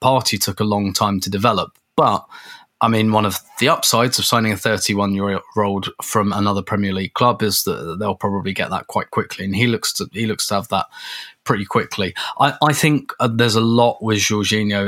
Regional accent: England, United Kingdom; as a, as, as an Englishman

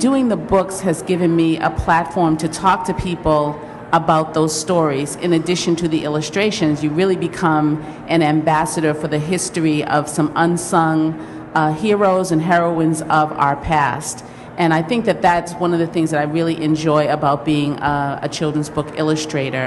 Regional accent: Boston, Massachusetts, United States; I'm a city girl, I'm from Boston.

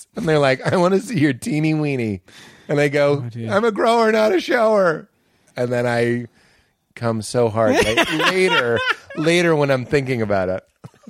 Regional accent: Boston, Massachusetts, United States; Well, I'm from Boston.

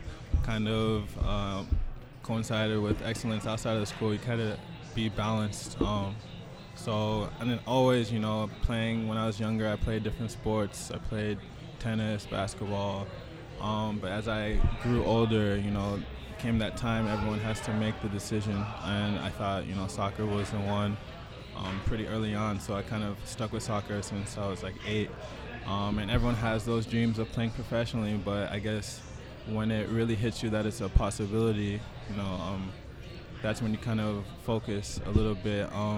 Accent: Nigeria; moved away; I was born in Nigeria too

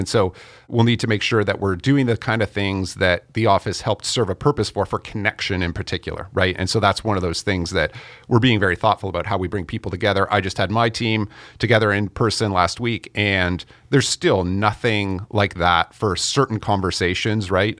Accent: Canada; I'm Canadian

